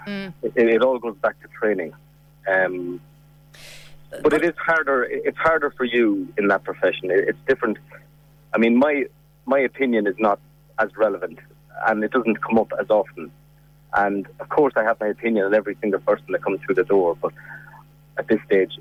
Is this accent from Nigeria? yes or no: no; Ireland; as Irish people